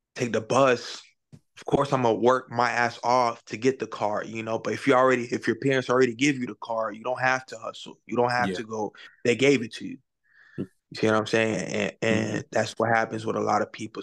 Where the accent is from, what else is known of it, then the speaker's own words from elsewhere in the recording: Palm Beach, Florida, United States; I'm from Florida, Palm Beach.